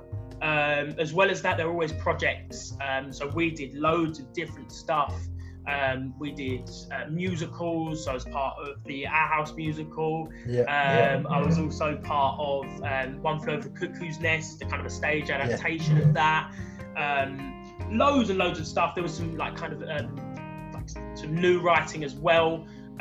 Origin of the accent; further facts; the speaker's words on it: London, United Kingdom; I grew up in the London borough of Bromley